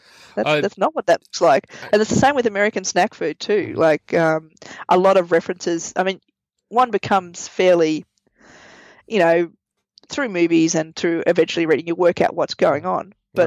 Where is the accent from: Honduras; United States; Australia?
Australia; moved away; growing up in Australia